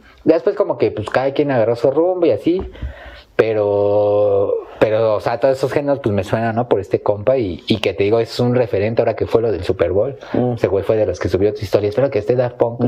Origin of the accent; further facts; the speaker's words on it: Mexico; Como mexicanos